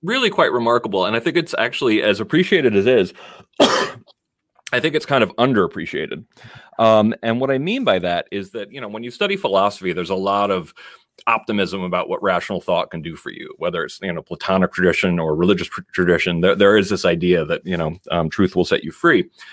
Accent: Danbury, Connecticut, United States; moved away as an adult; also born or lived in San Francisco, California; I'm actually from Danbury, Connecticut, but I grew up in an, in a neighborhood where they, a lot of the other kids were either first generation like I am

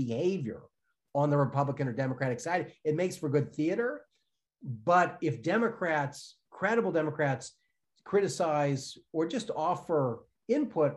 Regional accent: Chicago, Illinois, United States; moved away; I'm from Chicago originally.

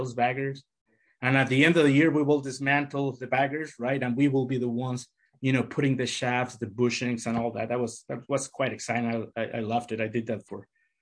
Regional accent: Querétaro, Mexico; moved away as an adult; also born or lived in Fremont, Michigan / Bakersfield, California / Solon, Ohio; now in United States; I grew up in a small town in central Mexico, in Querétaro State

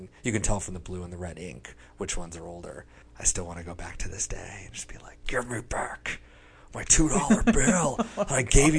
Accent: South Dakota, United States; moved away; also born or lived in Kansas; I was born in South Dakota. My family was in the Dust Bowl back in the day.

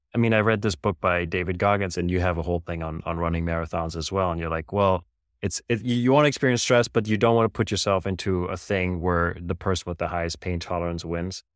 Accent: Germany; now in United States; I grew up in Germany

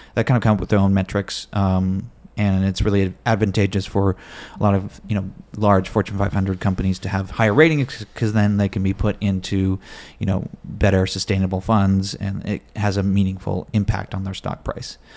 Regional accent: Bay Area, California, United States; born and raised in the Bay Area, California

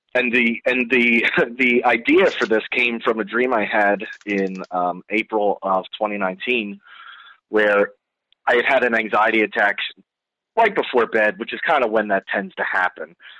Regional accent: New Jersey, United States; I'm born and raised in New Jersey

